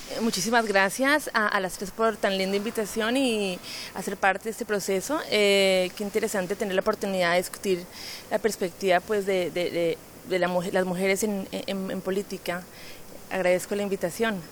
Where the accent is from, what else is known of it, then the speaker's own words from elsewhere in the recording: Colombia; now in London, United Kingdom; cuando salí de Colombia a finales de los 90